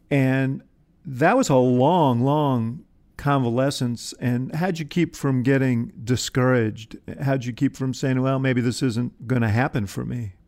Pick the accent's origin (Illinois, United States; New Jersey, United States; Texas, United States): Illinois, United States; Chicago; I'm a Chicagoan